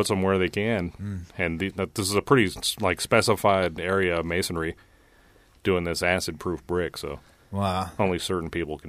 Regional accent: Nevada, United States; I grew up in Nevada.

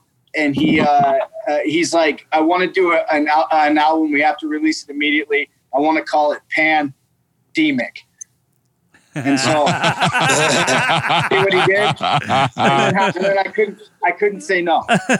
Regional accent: Montana, United States; I'm a hick, I'm from Montana

